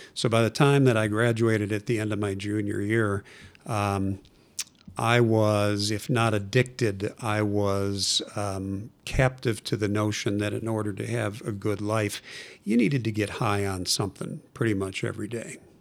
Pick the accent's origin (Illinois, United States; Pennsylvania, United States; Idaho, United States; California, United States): Illinois, United States; Chicago; now in Denver, United States; I was born and raised in Chicago and, uh, lived in the western suburbs of Chicago